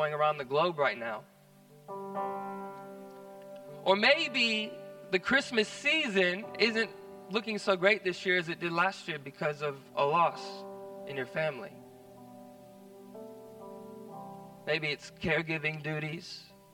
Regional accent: United States; now in Australia; I'm kind of removed from America nowadays, but I'm still American

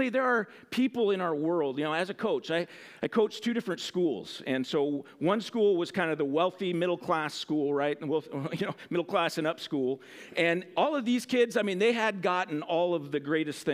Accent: United States

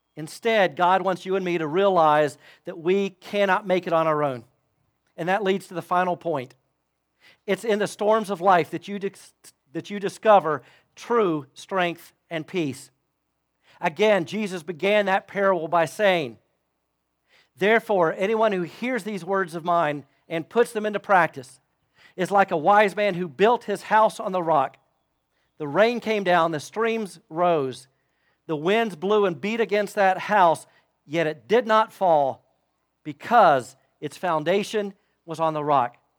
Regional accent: Florida, United States; moved away; I grew up in Florida

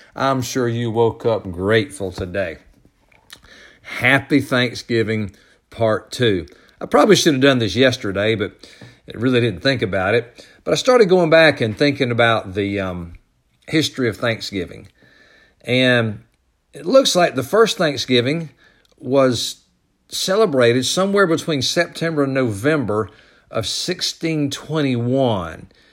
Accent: United States; I was born in this country

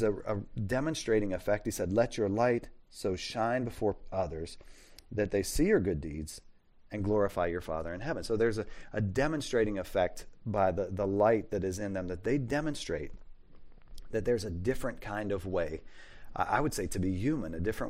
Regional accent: Pittsburgh, Pennsylvania, United States; I'm from Western Pennsylvania, from near Pittsburgh. We would say yens.

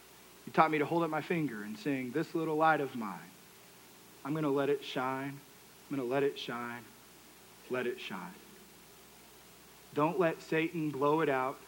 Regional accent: Texas, United States; I'm from Texas, that's what you drink. We also call that Coke.

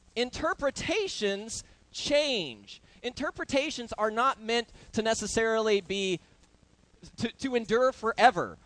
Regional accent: Oklahoma, United States; I grew up roofing in Oklahoma with my uncle Arthur

